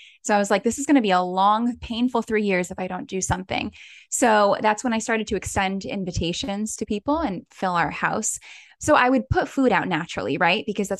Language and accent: English; Connecticut, United States; I am born and raised in Connecticut. There we go. I'm one of three girls, and my Italian heritage and background is a huge part